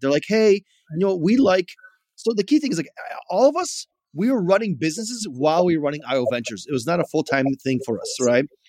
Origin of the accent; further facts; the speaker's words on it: Chicago, Illinois, United States; I grew up in Chicago